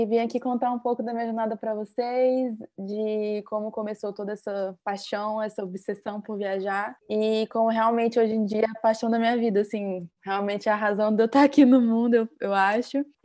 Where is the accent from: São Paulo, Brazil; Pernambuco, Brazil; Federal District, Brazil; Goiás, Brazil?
Federal District, Brazil; Brasília; eu sou de Brasília, eu nasci e cresci aqui, tenho 24 anos